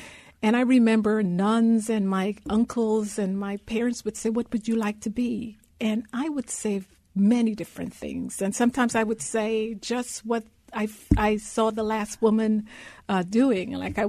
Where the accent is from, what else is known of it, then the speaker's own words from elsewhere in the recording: Guyana; now in United States; So I was born in Guyana, South America. I grew up in a country of the size of Rhode Island, less than a million people.